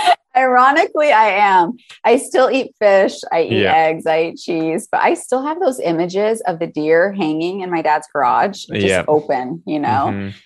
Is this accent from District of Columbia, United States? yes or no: no; Michigan, United States; accent: Yooper; So I'm originally from the Upper Peninsula. I am a Youper. That's what they say.